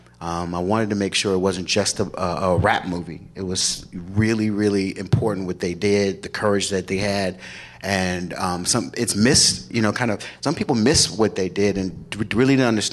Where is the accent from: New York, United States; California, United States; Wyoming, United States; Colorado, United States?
California, United States; Los Angeles; I grew up in South Central LA.